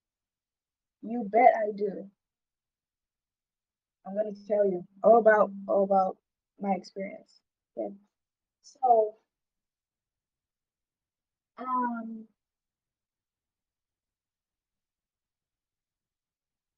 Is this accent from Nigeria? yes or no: yes; Nigeria; where I'm from Nigeria, mental health is not really taken seriously